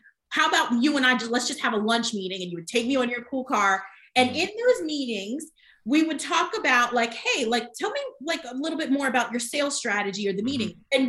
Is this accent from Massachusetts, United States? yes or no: no; New Jersey, United States; moved away as an adult; also born or lived in Miami; now in Charlotte, United States; I was born and raised in New Jersey, that was where I've always been.